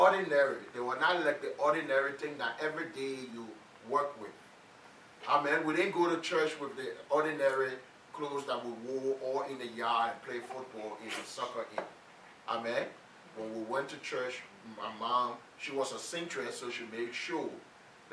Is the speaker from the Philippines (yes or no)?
no; Liberia; When we were growing up in Liberia